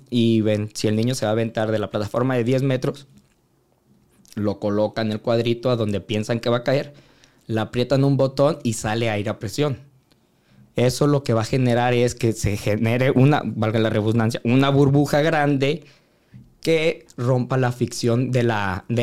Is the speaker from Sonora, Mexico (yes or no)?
no; Guadalajara, Jalisco, Mexico; fue los Juegos Panamericanos del 2011 en Guadalajara, de donde yo soy, en mi casa.